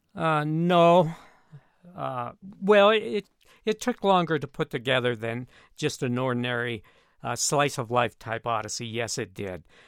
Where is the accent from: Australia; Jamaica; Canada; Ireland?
Canada; moved away as an adult; now in Colorado Springs, United States; I grew up in Canada